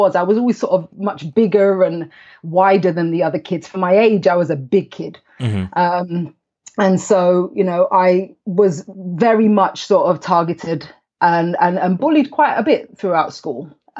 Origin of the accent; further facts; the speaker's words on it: London, United Kingdom; also born or lived in Huddersfield; And I was born in a small town in the north of England called Huddersfield. And then I moved to the city, to London, with my family when I was 7 years old.